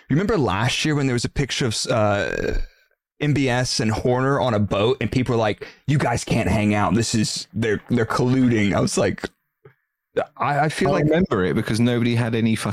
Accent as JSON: {"language": "English", "town": "Stevenage", "region": "East of England", "country": "United Kingdom", "said": "I'm from Stevenage."}